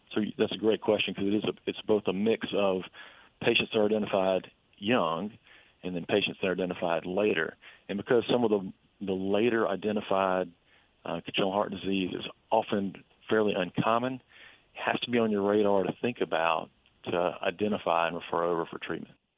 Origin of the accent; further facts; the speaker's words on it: Vicksburg, Mississippi, United States; my hometown of Vicksburg